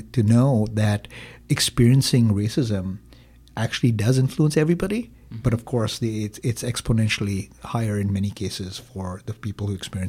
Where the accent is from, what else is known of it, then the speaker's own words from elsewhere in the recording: Green Bay, Wisconsin, United States; Well, I'm from Green Bay.